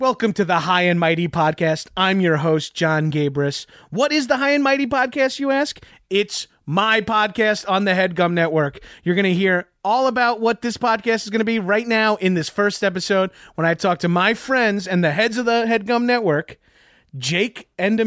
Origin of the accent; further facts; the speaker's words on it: Long Island, New York, United States; I'm from Long Island, albeit I'm not Jewish